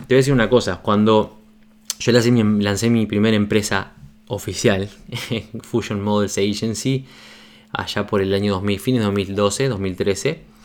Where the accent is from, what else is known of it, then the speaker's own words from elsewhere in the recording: Uruguay; cuando lancé mi revista en Uruguay